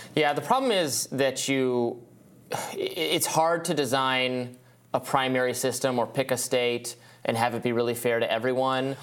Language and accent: English; Michigan, United States; moved away; I'm from Michigan, I was living in Michigan, I was at the University of Michigan at the time